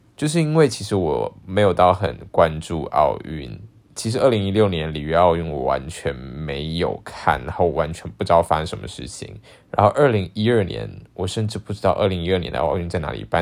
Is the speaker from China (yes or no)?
no; Taiwan; 我会说我来自台湾